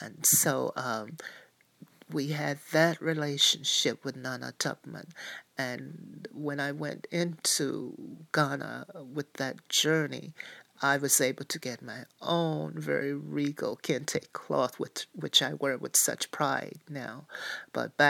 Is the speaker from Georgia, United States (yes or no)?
no; Knoxville, Tennessee, United States; I grew up in the Southern Black Baptist Church in Knoxville, Tennessee